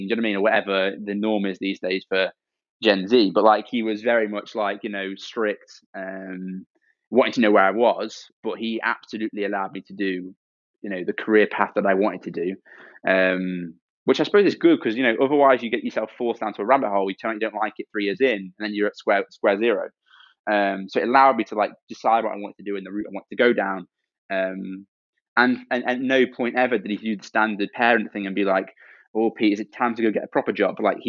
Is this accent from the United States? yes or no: no; Cambridge, East of England, United Kingdom; Every time I say I'm from Cambridge, people are like, oh, you must be.